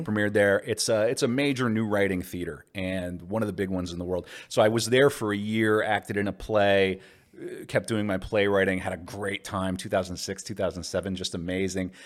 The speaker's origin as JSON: {"language": "English", "town": "Mandan", "region": "North Dakota", "country": "United States", "tie": "born or raised there", "also_born_or_lived": "Bismarck, North Dakota", "said": "I was raised, by and large, in Mandan, North Dakota, across the river"}